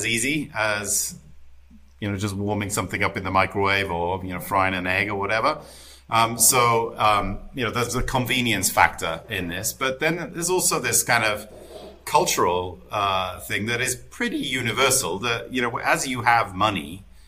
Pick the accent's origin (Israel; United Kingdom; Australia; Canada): United Kingdom; I'm British, right? You know, the Brits